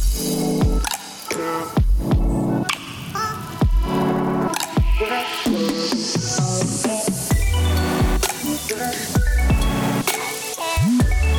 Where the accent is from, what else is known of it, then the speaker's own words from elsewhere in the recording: Cebu City, Central Visayas, Philippines; my hometown in Cebu